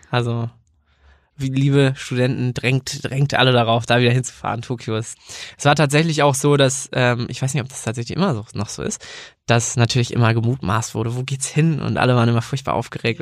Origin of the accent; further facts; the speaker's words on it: near Kiel, Schleswig-Holstein, Germany; moved away as an adult; also born or lived in Bremen; ich komme eigentlich aus der Nähe von Kiel und bin dann ähm, nach dem Abi ähm, nach Bremen gegangen